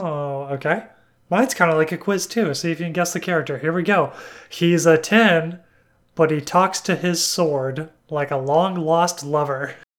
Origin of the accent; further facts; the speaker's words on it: Alabama, United States; I'm from Alabama